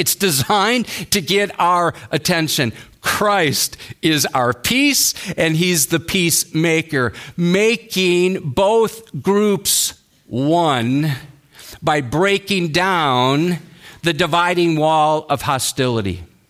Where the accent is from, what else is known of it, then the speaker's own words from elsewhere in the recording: Watertown, Wisconsin, United States; his wife, Jeannie, started attending a church in Watertown, Wisconsin, which is where I grew up. That's my hometown.